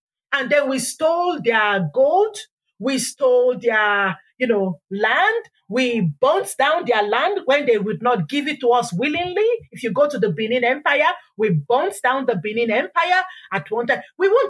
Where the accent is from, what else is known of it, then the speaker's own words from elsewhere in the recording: Ireland; We forget how we went into the Caribbeans, the Caribbean islands, and we were indentured there as Irish people.